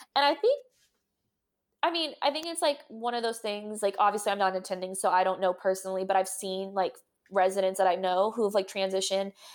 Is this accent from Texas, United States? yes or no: yes; Texas, United States; I'm from Texas